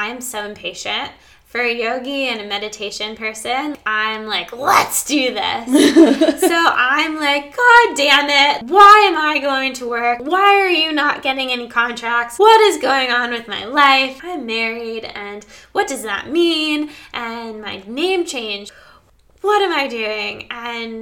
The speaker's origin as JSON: {"language": "English", "region": "Maryland", "country": "United States", "also_born_or_lived": "Australia", "moved": "yes", "said": "I don't really have any connection to Maryland anymore. None of my friends are really there, and my parents are there, and my brother"}